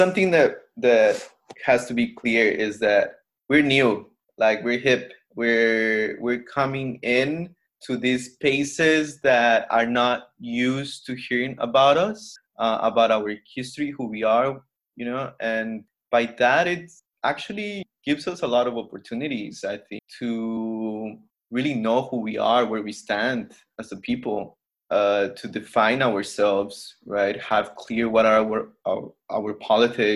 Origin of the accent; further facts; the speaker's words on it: Mexico; I'm from Mexico, but not really Mexican.